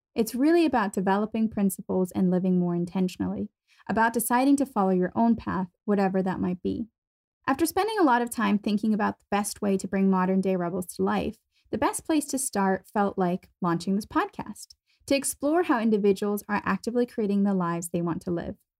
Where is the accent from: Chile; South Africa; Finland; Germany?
Germany; moved away as an adult; also born or lived in United States / Boston / London; I was born and raised in Germany